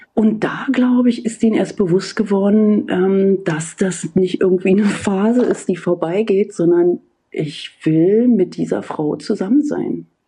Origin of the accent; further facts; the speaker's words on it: GDR, on the outskirts of Berlin, Brandenburg, Germany; ich bin in der DDR aufgewachsen